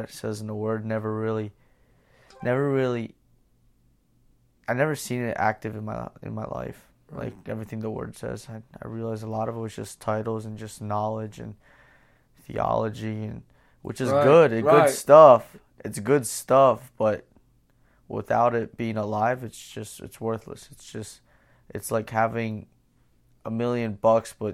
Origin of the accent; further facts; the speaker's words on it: Pennsylvania, United States; I grew up in Pennsylvania.